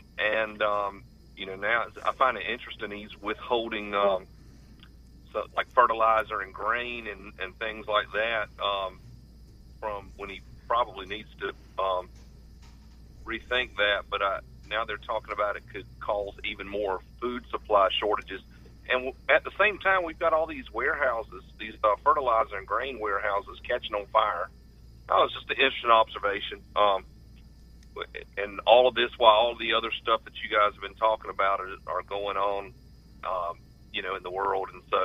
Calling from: North Carolina, United States; Between Hookerton and Walstonburg.

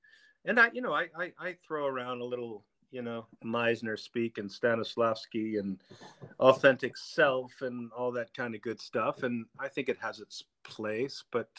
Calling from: Dexter, Michigan, United States; In my home in Dexter, Michigan, right outside of Ann Arbor, right outside of U of M.

